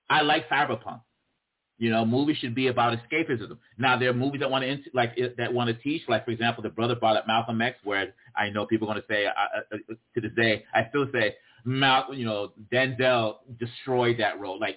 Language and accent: English; DR Congo; also born or lived in Boston, United States; I was born and raised in the Congo. I wasn't born, you know, I grew up in the Congo and in Boston on the East Coast.